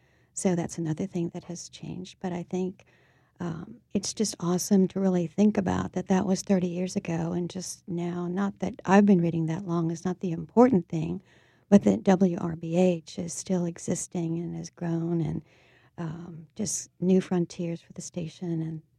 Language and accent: English; New Orleans, Louisiana, United States; Actually, uptown, where I still live.